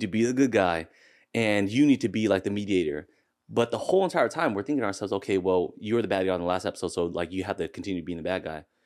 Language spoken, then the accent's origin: English; Seattle, Washington, United States; I was born and raised here in Seattle